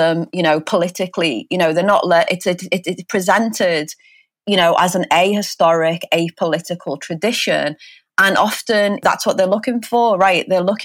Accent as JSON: {"language": "English", "town": "Liverpool", "region": "North West England", "country": "United Kingdom", "said": "I'm from England, I'm a Liverpoolian."}